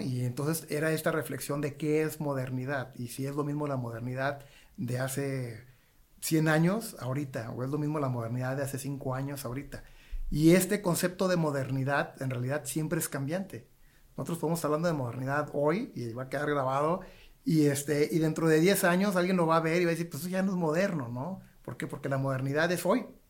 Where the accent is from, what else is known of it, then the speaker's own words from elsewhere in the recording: Nuevo Laredo, Tamaulipas, Mexico; Yo soy de Nuevo Laredo, Tamaulipas, yo soy de frontera